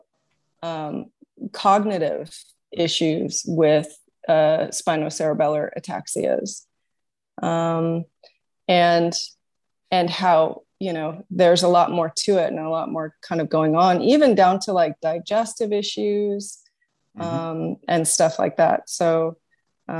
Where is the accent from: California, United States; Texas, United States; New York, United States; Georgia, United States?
California, United States; also born or lived in Redwood City; I was born and raised in California